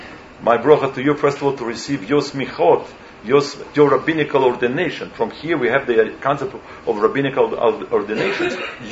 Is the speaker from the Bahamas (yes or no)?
no; New York, United States; English is a second language; So meanwhile, I came from New York, so tell me how it sounds in English. Especially English is not my native language.